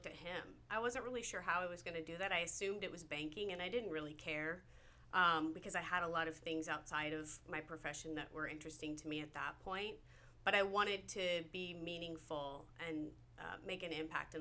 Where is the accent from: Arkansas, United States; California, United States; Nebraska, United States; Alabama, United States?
Nebraska, United States; I'm from Nebraska. There's not a lot of oceans where I come from